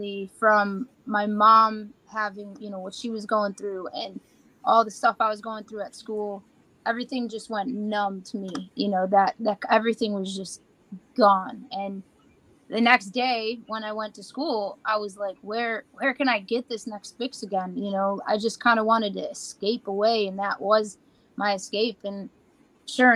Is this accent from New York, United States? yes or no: yes; Buffalo, New York, United States; I grew up in Buffalo, New York all my life